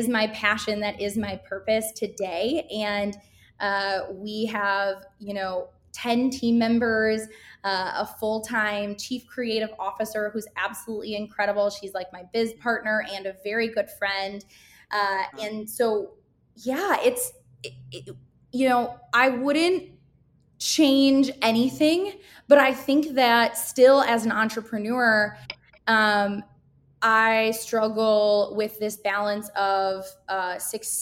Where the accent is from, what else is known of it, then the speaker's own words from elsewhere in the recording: Grand Rapids, Michigan, United States; moved away as an adult; now in Chicago, United States; I'm born and raised in Grand Rapids, Michigan, and I moved to Chicago about a little over 5 years ago.